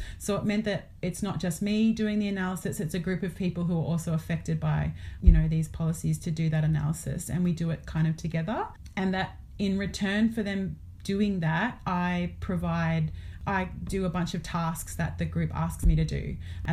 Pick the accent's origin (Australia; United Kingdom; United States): Australia; where I'm located as an Australian settler